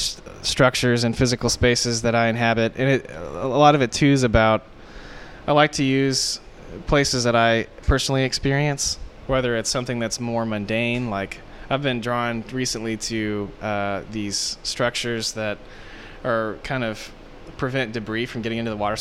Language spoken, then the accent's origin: English; The Woodlands, Texas, United States; also born or lived in Denver / Dallas / Aberdeen; I was born in Denver, Colorado. I moved whenever I was when I was really, really little. And then I grew up mostly in Texas. I grew up around the Woodlands.